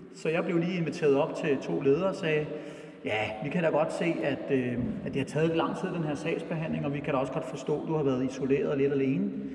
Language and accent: Danish; Brøndby, Capital Region of Denmark, Denmark; jeg voksede op ude på Brøndby Øster i, øh, i 70'erne